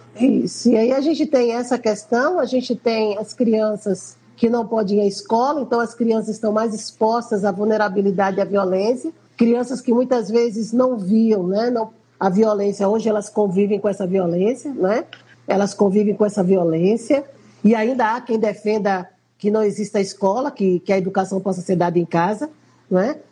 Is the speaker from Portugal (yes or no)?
no; Recife, Pernambuco, Brazil; nós que somos aqui do Nordeste